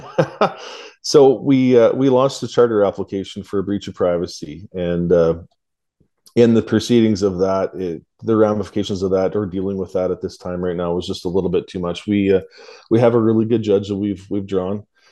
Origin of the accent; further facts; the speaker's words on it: Canada; I'm just a Canadian, a truck driver, a blue collar you know, Canadian hard worker.